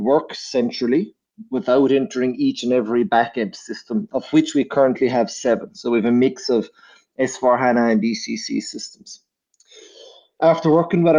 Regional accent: Ireland; moved away as an adult; now in Vienna, Austria; I'm originally from Ireland, but I've been based in Vienna for the last 3 years.

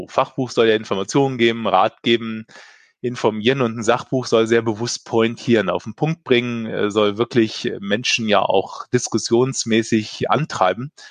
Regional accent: Northern Germany, Germany; Und äh, genieße hier als Norddeutscher das Leben in Bayern.

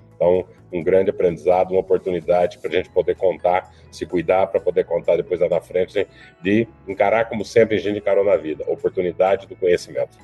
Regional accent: Paraná, Brazil; also born or lived in São Paulo; Eu nasci de São Paulo, criado no estado do Paraná.

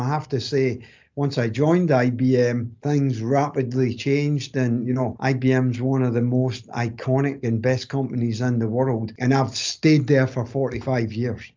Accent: Greenock, Scotland, United Kingdom; accent: strong Scottish accent; moved away as an adult; now in North Carolina, United States; I was born in a town called Greenock and spent you know, my kind of formative years there

